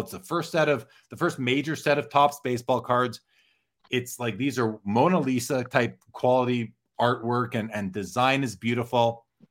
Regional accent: Winnipeg, Manitoba, Canada; I grew up in Winnipeg.

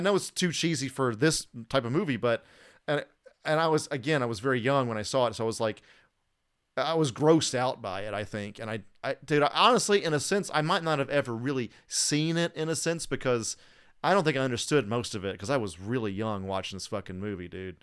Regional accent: Atlanta and Alabama, the South, United States; we're from the South. Like, I'm from Atlanta and Alabama, so originally

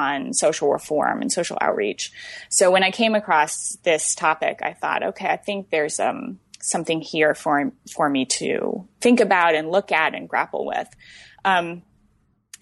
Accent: Iowa City, Iowa, United States; I grew up in Iowa City, and my parents had been graduate students at UI and then settled in the area

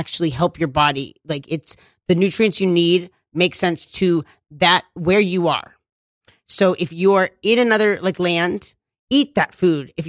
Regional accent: New York City, New York, United States; I was raised in Bushwick, and this was the mean streets

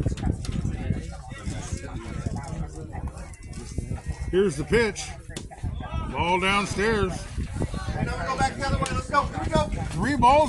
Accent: Ames, Iowa, United States; I was born in Ames

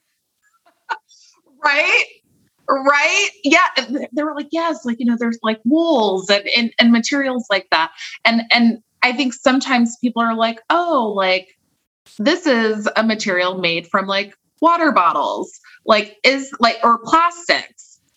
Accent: California, United States; I'm from California

